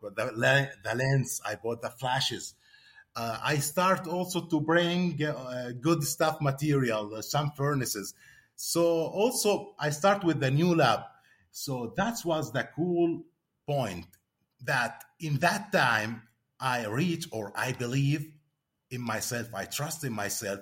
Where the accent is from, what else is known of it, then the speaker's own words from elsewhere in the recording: Jordan; I'm coming from Jordan